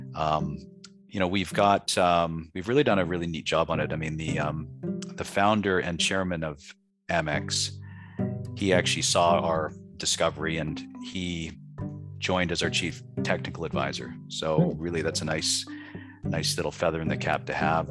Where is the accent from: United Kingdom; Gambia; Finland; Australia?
United Kingdom; Scotland; my background's being Scottish